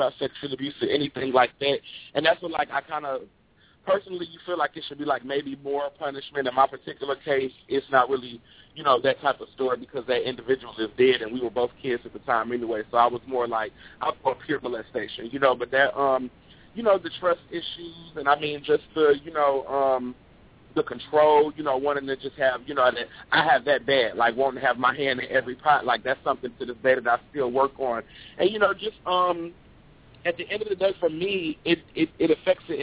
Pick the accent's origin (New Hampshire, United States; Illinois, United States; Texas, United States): Illinois, United States; Chicago; I'm originally from Chicago